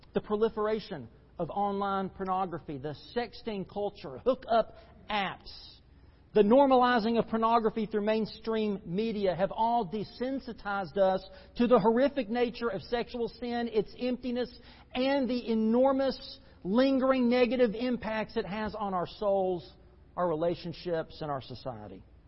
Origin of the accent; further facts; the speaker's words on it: United States; As American Christians